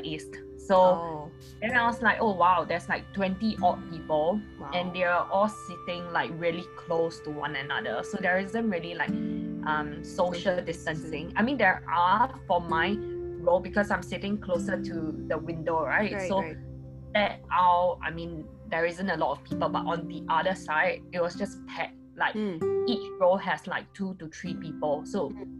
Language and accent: English; Singapore; I'm a Singaporean